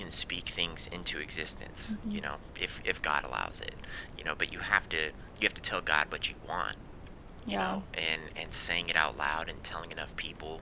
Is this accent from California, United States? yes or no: yes; California, United States; I'm from California.